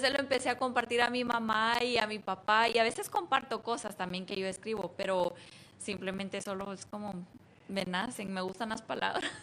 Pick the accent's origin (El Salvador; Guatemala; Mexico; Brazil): Guatemala; Antigua Guatemala, Sacatepéquez; moved away as an adult; now in United States; Yo nací en Antigua y me mudé a Estados Unidos a los 20, 21.